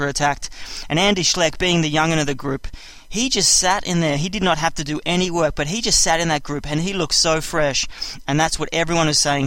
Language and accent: English; Australia; I'm Australian